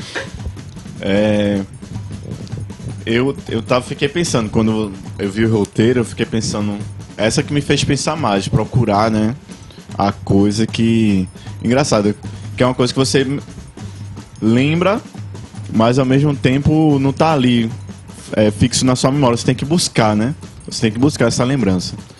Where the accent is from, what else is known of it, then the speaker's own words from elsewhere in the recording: Vitória de Santo Antão, Pernambuco, Brazil; bairro de Redenção eu passei minha infância, minha adolescência no bairro